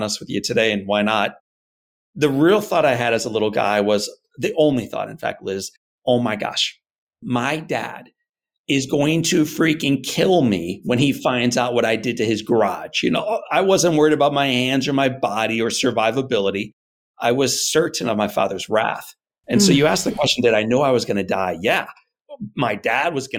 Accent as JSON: {"language": "English", "town": "St. Louis", "region": "Missouri", "country": "United States", "tie": "born or raised there", "said": "I'm a Missouri guy, born and raised in St. Louis"}